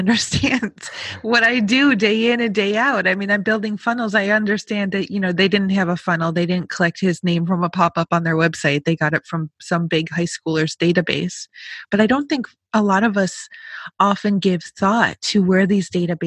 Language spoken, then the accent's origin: English; Rochester, New York, United States; I grew up outside of Rochester.